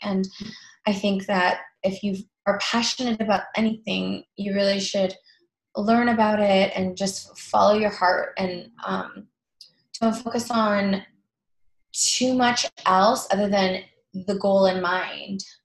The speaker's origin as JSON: {"language": "English", "town": "Toronto", "region": "Ontario", "country": "Canada", "also_born_or_lived": "New York", "moved": "yes", "lives_now": "Los Angeles, United States", "said": "I'm originally from Toronto"}